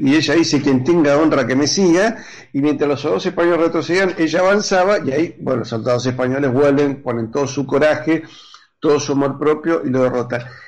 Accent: Argentina

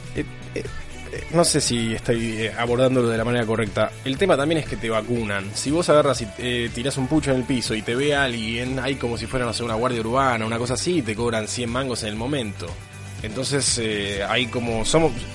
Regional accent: Lomas de Zamora, Buenos Aires Province, Argentina; moved away as an adult; now in London, United Kingdom; mi niñez en Lomas de Zamora

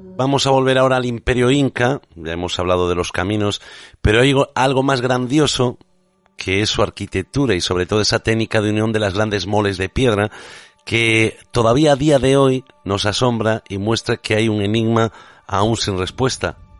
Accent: Spain; Como español

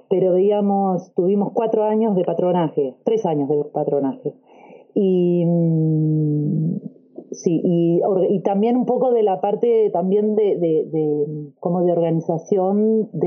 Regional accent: Argentina; now in Australia; soy argentina y vivo en Australia.

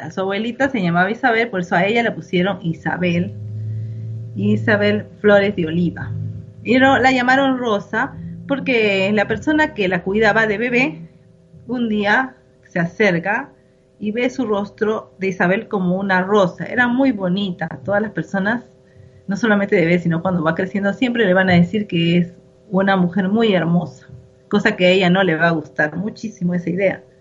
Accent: Lima, Peru; Sí, es una alegría, ¿no? Como peruanos y limeños, ¿verdad?

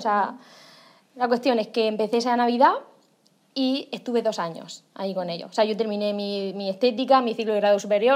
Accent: Alhama de Murcia, Region of Murcia, Spain; Yo soy de un pueblo, de Alama de Murcia, bueno, de Murcia, que se llama Alama de Murcia

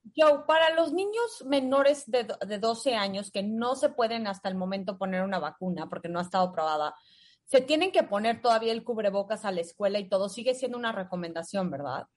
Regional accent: Mexico; somos los mexicanos.

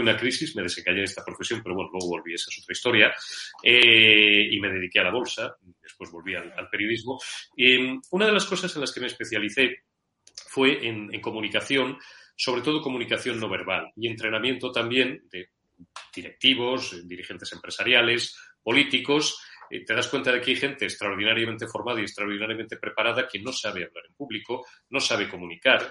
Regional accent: Madrid, Community of Madrid, Spain; also born or lived in Zamora; nací en Madrid el 14 de mayo de 1970.

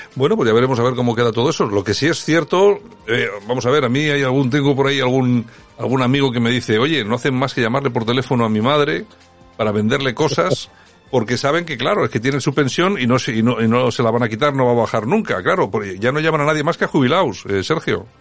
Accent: Spain; somos los españoles

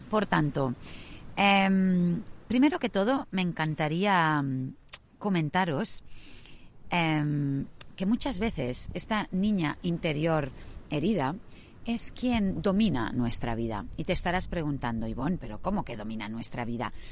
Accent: Sydney, New South Wales, Australia; muchas ya sabéis que yo me crié en Australia. Mis padres, cuando yo tenía cinco años, quisieron emprender un viaje por toda Europa y parte de Asia, hasta que finalmente llegaron a Singapur y ya desde ahí volaron a Australia, a Sydney.

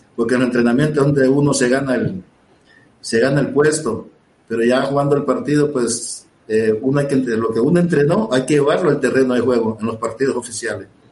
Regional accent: Puerto Cortés, Cortés, Honduras; moved away as an adult; also born or lived in Torreón, Mexico; Puerto Cortés, donde yo nací. Yo a los 17 años jugué ahí

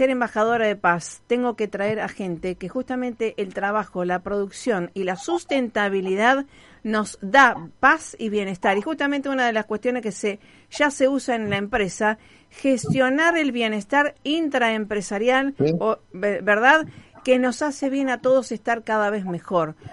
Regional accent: Rosario, Santa Fe, Argentina; Este, y nos orgullece como rosarino, te digo, eh, Gabriel.

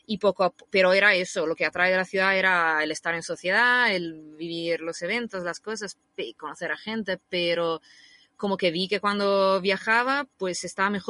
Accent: Rimini, Emilia-Romagna, Italy; Spanish is a second language; moved away as an adult; also born or lived in Bologna / Madrid; now in Spain; Yo, Rimini se llama, es una ciudad que está en el mar Adriático. Una ciudad así de mar y playas con sombrillas de colores

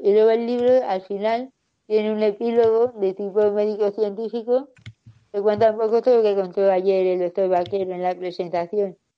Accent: Getafe, Community of Madrid, Spain; Yo soy de Getafe

